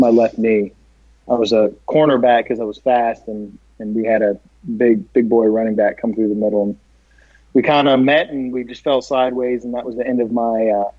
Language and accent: English; Texas, United States; also born or lived in Colorado; I was born in Colorado and then raised in Texas